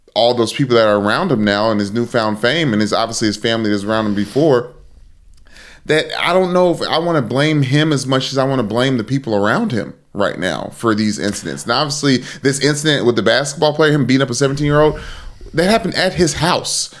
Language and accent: English; Sumter, South Carolina, United States; moved away; also born or lived in Kentucky; I went to Murray State in Kentucky, went to Crestwood in South Carolina before that, v, in, in Sumter, South Carolina, where my dad coaches high school football.